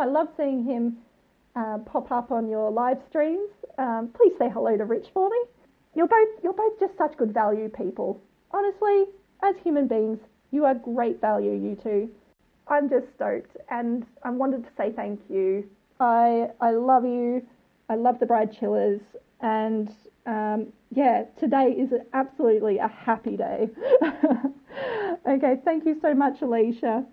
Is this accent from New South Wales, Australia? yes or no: no; Mornington Peninsula, south of Melbourne, Victoria, Australia; accent: Australian; now in Brighton, United Kingdom; grew up on the Mornington Peninsula, south of Melbourne, and now I'm living in Brighton in the U K